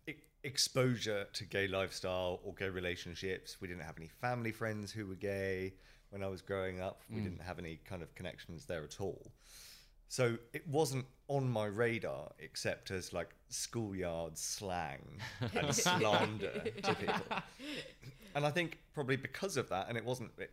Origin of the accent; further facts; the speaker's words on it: United Kingdom; moved away as an adult; now in Hong Kong; I'm from the UK, brought up just outside of London, moved to Hong Kong 3.5, nearly 4 years ago for work